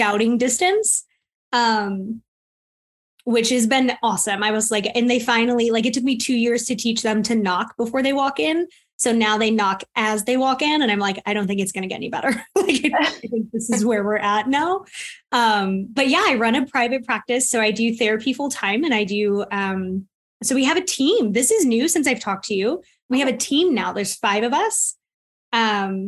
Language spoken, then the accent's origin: English; Florida, United States; moved away as an adult; now in North Carolina, United States; I am originally from Florida, and I moved to North Carolina 9 years ago in February